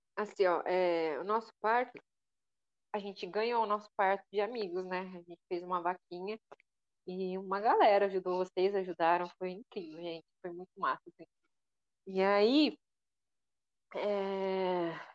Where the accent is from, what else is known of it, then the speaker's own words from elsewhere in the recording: interior of São Paulo, Brazil; now in Florianópolis, Brazil; eu vim do interior de São Paulo, né? E é outro tipo de vivência, é outro tipo de criação. Eu acho que eu moro em Florianópolis